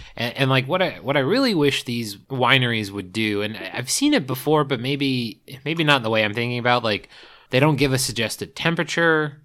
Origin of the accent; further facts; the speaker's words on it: East Coast, United States; I grew up on the East Coast